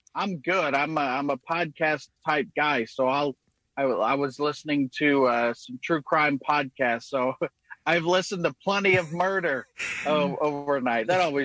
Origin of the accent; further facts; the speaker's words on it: Indianapolis, Indiana, United States; Yeah, I'm from Indianapolis.